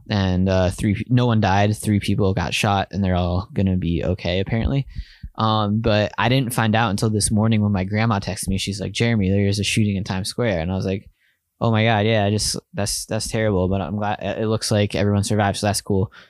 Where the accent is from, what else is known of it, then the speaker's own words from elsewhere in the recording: Bethlehem, Pennsylvania, United States; now in New York, United States; where I grew up in Bethlehem, Pennsylvania